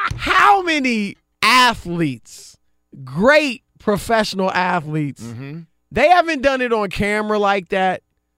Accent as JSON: {"language": "English", "region": "Ohio", "country": "United States", "said": "I mean, again, I'm from Ohio. I'm an Ohio State fan"}